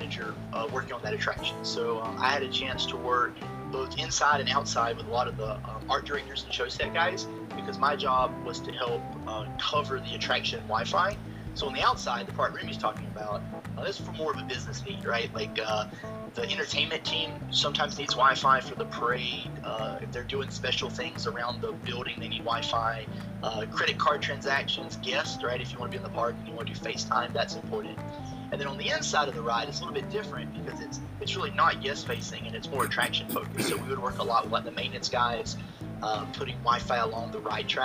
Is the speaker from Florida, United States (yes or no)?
yes; Wewahitchka, Florida, United States; moved away as an adult; now in Orlando, United States; I grew up in the Panhandle. I'm from a little town called Wewahicha